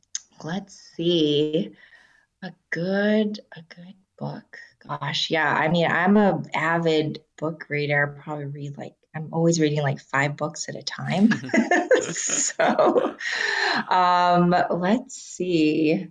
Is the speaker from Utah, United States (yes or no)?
yes; Salt Lake City, Utah, United States; I grew up in Salt Lake City, Utah, in a time where, you know, someone in my class in second grade goes, what, you know, who in this class isn't Mormon?